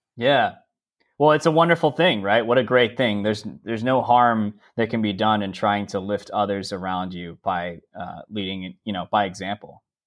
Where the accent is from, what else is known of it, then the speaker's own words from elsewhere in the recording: San Diego, California, United States; moved away as an adult; also born or lived in San Francisco, United States; I'm originally from San Diego